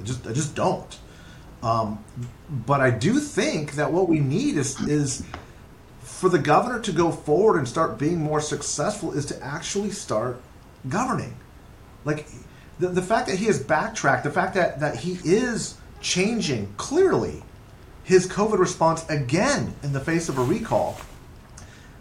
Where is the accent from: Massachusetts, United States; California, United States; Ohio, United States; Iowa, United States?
California, United States; As a Californian